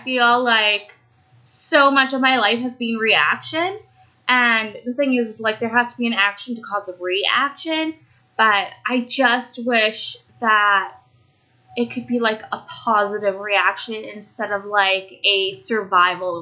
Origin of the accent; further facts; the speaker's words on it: Canada; also born or lived in Romania; I'm Canadian. And I do realize, like, I am so very fortunate to be in Canada